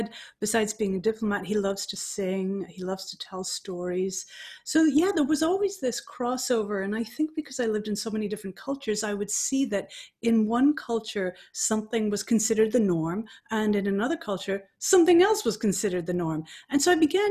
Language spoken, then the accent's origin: English; Dublin, Leinster, Ireland; I was born in Dublin, Ireland